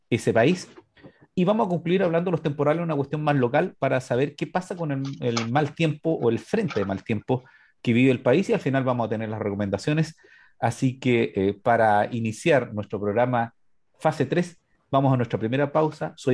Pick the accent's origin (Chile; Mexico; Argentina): Chile; Somos de Chile